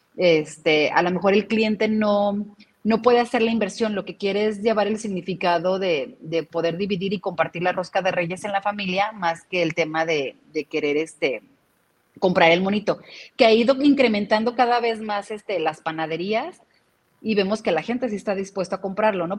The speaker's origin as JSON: {"language": "Spanish", "town": "Guadalajara", "region": "Jalisco", "country": "Mexico", "said": "como tapatíos"}